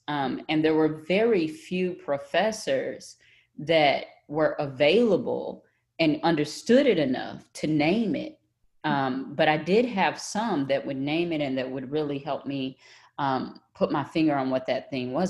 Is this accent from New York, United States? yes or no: no; Tyler, Texas, United States; accent: Texas; I grew up in Tyler, Texas, in the country